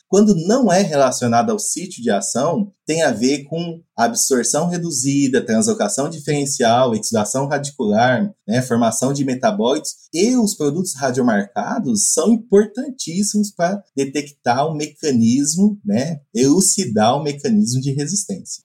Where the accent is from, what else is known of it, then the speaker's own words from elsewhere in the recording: Mato Grosso, Brazil; moved away as an adult; also born or lived in Piracicaba, São Paulo; now in Viçosa, Brazil; sou mato-grossense